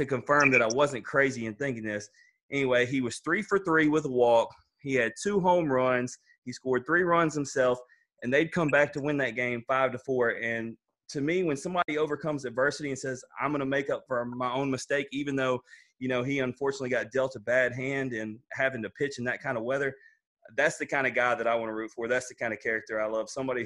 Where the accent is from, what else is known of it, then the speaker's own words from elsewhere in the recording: Memphis, Tennessee, United States; now in North Mississippi, United States; I'm actually from Memphis, and so, you know, moving to North Mississippi